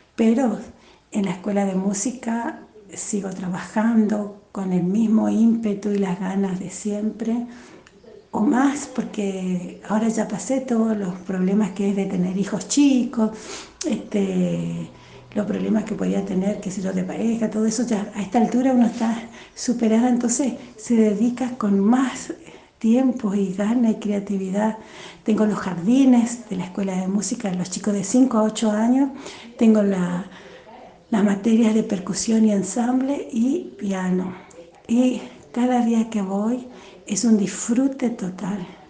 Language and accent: Spanish; Posadas, Misiones, Argentina; born or raised there; accent: tonadita (sounds Paraguayan); also born or lived in Mercedes, Corrientes / Oberá, Misiones